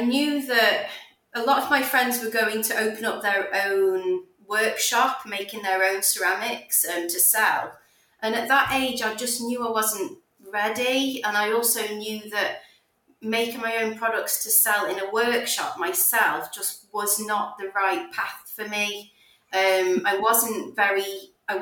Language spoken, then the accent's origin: English; Stoke-on-Trent, West Midlands, United Kingdom; I am from the Midlands in a place called Stoke-on-Trent